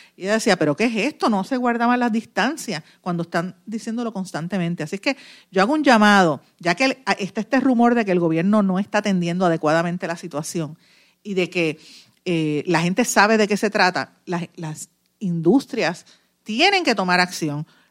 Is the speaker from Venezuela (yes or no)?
no; Puerto Rico; also born or lived in Guaynabo, Puerto Rico